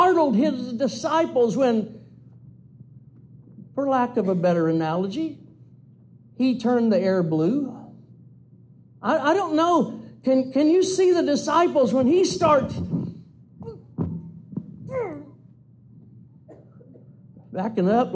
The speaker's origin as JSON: {"language": "English", "region": "Louisiana", "country": "United States", "tie": "born or raised there", "said": "I grew up in Louisiana. We're Cajuns."}